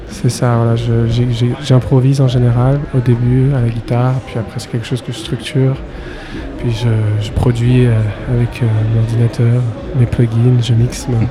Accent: Paris, Île-de-France, France; moved away as an adult; also born or lived in Berlin / Los Angeles; je viens de Paris à la base, j'ai grandi à Paris

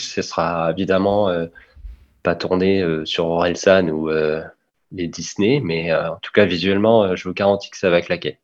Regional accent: Caen, Normandy, France; on vient de Caen

